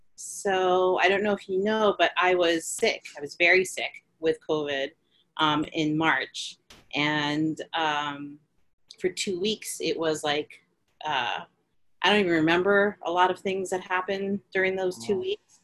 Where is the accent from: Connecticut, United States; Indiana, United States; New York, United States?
New York, United States; New York City; I am a Filipino American from Queens